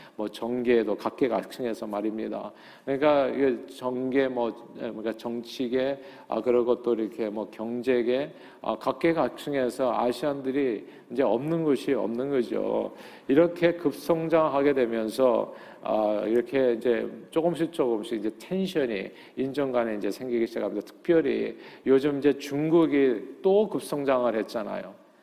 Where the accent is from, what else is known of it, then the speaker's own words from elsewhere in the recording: South Korea; now in United States; 우리 한국인들이요